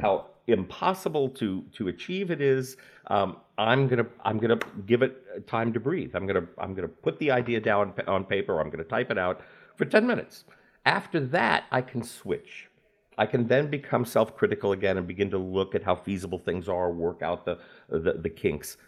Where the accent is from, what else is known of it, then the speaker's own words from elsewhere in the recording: New Orleans, Louisiana, United States; moved away as an adult; also born or lived in New York City; moved from my hometown of New Orleans to New York to pursue that career.